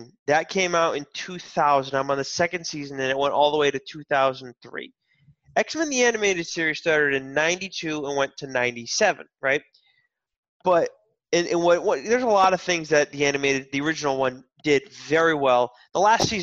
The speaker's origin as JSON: {"language": "English", "town": "Westport", "region": "Massachusetts", "country": "United States", "also_born_or_lived": "Chicago", "moved": "as an adult", "said": "I'm from Westport, Massachusetts, which is a good hour and 15 minutes south of Boston."}